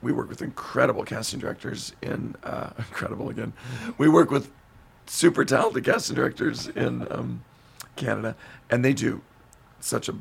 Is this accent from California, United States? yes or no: yes; Modesto, California, United States; we did a concert in my hometown, Modesto, at the Gallo Arts Center.